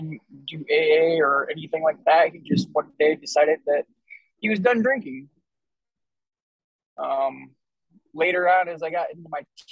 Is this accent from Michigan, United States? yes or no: yes; Grand Ledge, Michigan, United States; I am from Grand Ledge, Michigan